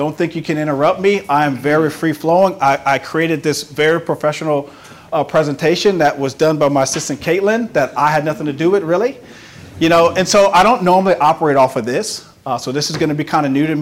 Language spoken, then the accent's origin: English; Carencro, Louisiana, United States; growing up in Caracro and being a shy kid